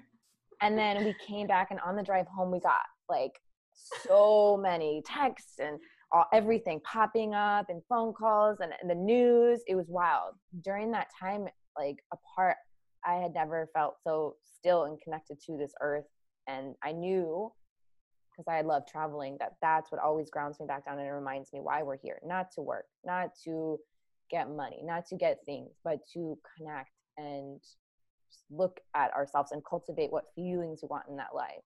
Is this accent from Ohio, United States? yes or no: yes; Ohio, United States; i grew up in ohio but my dad uh, is from colombia